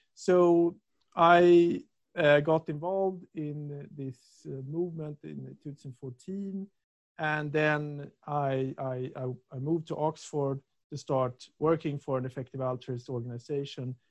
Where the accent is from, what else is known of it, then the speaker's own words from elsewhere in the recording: Stockholm, Stockholm County, Sweden; moved away as an adult; also born or lived in Lund, Sweden / England; I'm from Stockholm